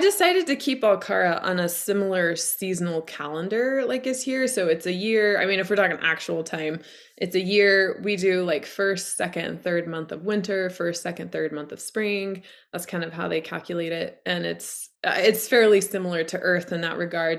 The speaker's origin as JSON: {"language": "English", "region": "Idaho", "country": "United States", "tie": "born or raised there", "also_born_or_lived": "Colorado", "moved": "yes", "lives_now": "Montana, United States", "said": "I live in the Montana mountains. I grew up in Idaho. I've lived in Colorado."}